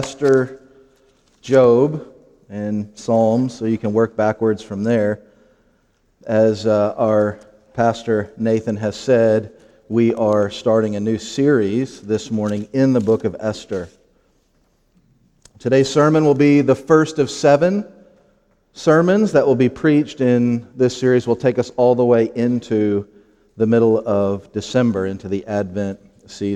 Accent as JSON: {"language": "English", "town": "Lowell", "region": "Indiana", "country": "United States", "tie": "born or raised there", "also_born_or_lived": "Crown Point, Indiana / Hammond, Indiana / Gary, Indiana", "said": "I grew up in Lowell. I went to middle school there, high school, and graduated"}